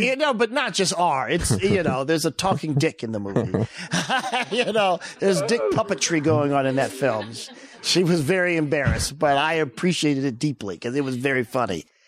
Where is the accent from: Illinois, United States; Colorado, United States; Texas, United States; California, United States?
Illinois, United States; East St. Louis; moved away as an adult; also born or lived in Centreville, Illinois; now in Beverly Hills, United States; I would say grew up in East St. Louis.